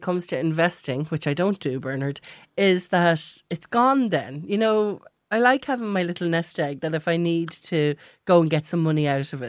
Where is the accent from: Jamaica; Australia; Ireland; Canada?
Ireland; As Irish people